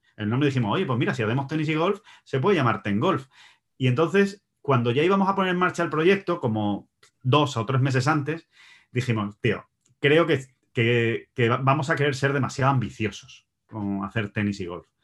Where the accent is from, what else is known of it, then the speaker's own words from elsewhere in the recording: Spain; yo soy español